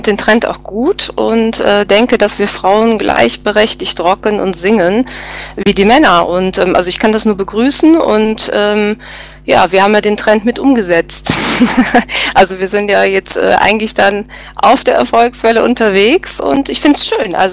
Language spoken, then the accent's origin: German; Cologne, North Rhine-Westphalia, Germany; ja, aber eigentlich nicht für mich als Kölner.